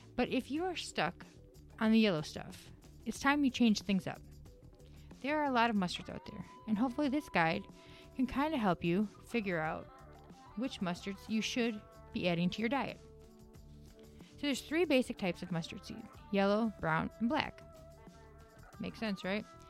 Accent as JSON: {"language": "English", "region": "Wisconsin", "country": "United States", "moved": "yes", "said": "I am from Wisconsin"}